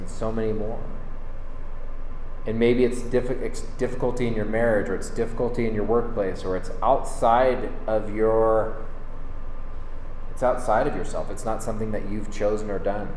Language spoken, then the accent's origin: English; Northern California, United States; moved away as an adult; now in Boise, United States; we're from Northern California originally